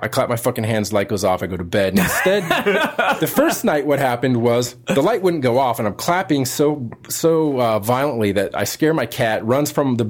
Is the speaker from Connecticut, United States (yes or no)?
no; California, United States; I came from California. Previously, I'd only ever lived on the West Coast.